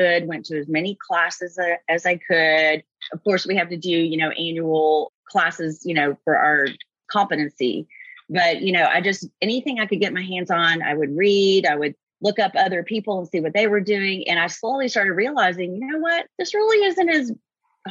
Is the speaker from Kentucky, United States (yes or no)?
yes; Kentucky, United States; I grew up in Kentucky and I went to Eastern Kentucky University.